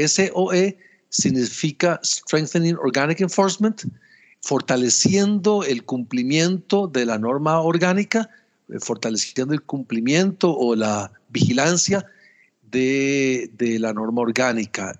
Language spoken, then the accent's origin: Spanish; Costa Rica; yo soy ingeniero agrónomo, soy costarricense